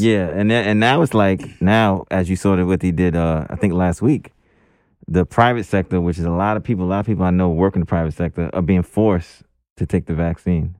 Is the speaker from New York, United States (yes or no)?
yes; New York City, New York, United States; growing up in Crown Heights